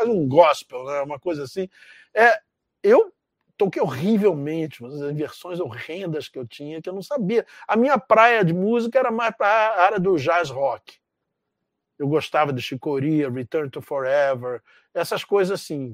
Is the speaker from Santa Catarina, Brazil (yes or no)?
no; Rio de Janeiro, Brazil; moved away as an adult; also born or lived in Canada; eu sou de Realengo, da zona oeste do Rio